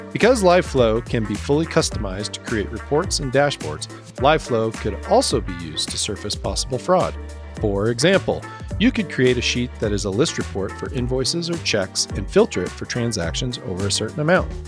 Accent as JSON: {"language": "English", "region": "Midwest", "country": "United States", "tie": "born or raised there", "said": "I grew up in the Midwest"}